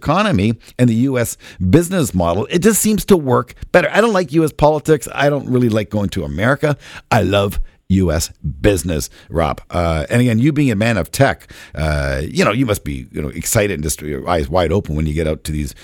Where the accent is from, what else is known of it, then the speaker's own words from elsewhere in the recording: Canada; I'm Canadian. I'm a proud Canadian